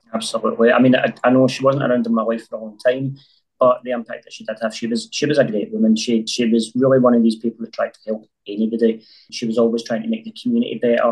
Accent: Glasgow, Scotland, United Kingdom; it was tough growing up in North Glasgow

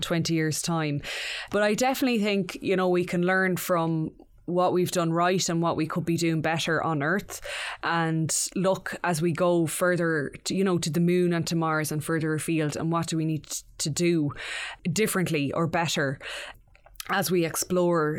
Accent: Mayo, Connacht, Ireland; that eleven-year-old growing up in Mayo

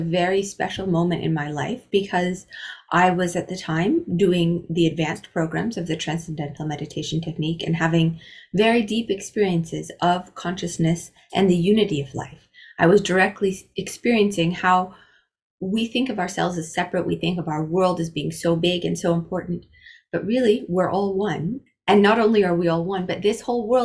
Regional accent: Iowa, United States; I grew up in Iowa, in the US

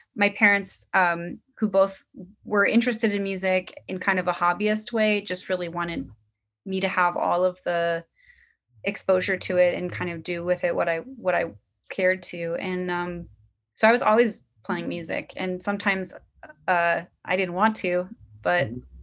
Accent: Portland, Oregon, United States; now in Brooklyn, United States; where I grew up in Portland, Oregon

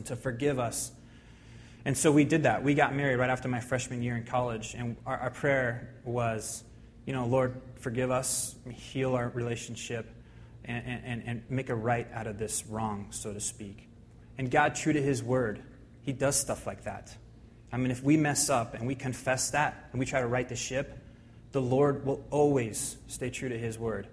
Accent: Spokane, Washington, United States; I grew up in Spokane, went to Mead High School

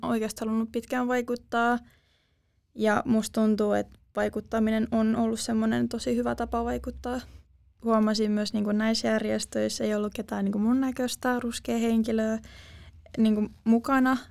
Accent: Turku, Southwest Finland, Finland; tuun tuolta Turusta

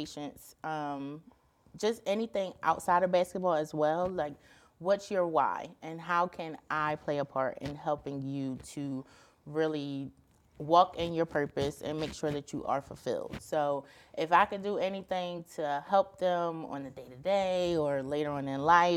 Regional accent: Philadelphia, Pennsylvania, United States; I'm from Philadelphia

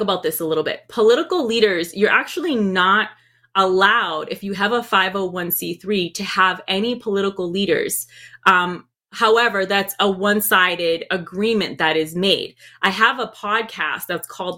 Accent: Puerto Rico; moved away; also born or lived in Boston, Massachusetts, United States; I moved over there. I was raised over there

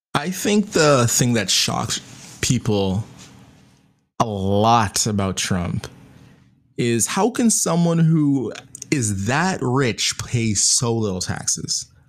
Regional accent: Canada; I'm Canadian

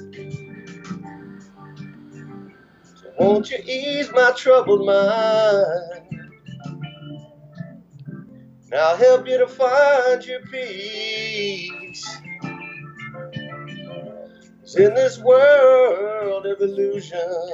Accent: New York City, New York, United States; guys I grew up with in Queens

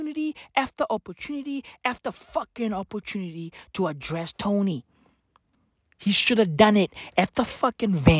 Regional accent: South Africa; I'm from South Africa. Okay? I'm from South Africa. Apartheid birthed me. Okay? I'm a black kid in South Africa

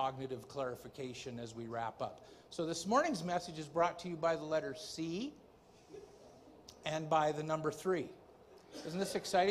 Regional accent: Ontario, Canada; I'm from Ontario, and things aren't quite as free there

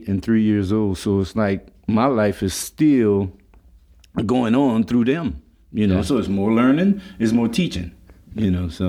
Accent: Lafayette, Louisiana, United States; also born or lived in Washington Heights; I grew up in Lafayette on Short Street

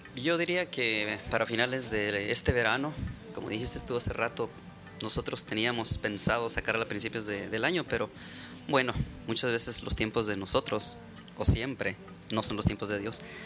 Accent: Ensenada, Baja California, Mexico; also born or lived in Tijuana; now in United States; soy mexicano nací en Tijuana, me crié en Ensenada y pues ya tengo acá en Estados Unidos, pues ahora sí que toda una vida, como unos 30 años

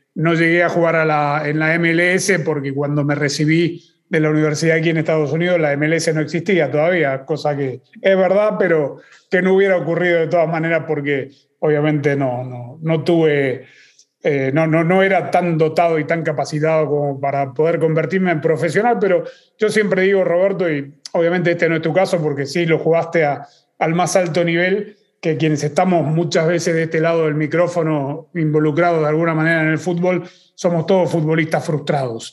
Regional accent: Argentina; yo crecí en Argentina

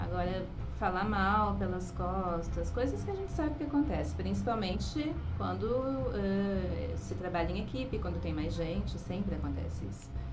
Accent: Porto Alegre, Rio Grande do Sul, Brazil; moved away as an adult; also born or lived in interior of São Paulo; venho de uma cidade, venho de, sou de Porto Alegre.

